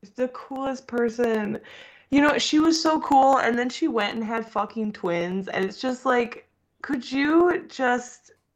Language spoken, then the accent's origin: English; United States; we're from America